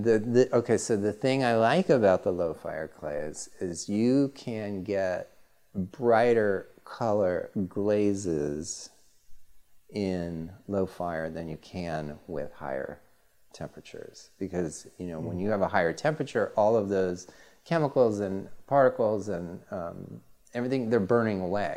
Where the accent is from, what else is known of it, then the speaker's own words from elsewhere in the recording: California, United States; I love living in California. I'm from California.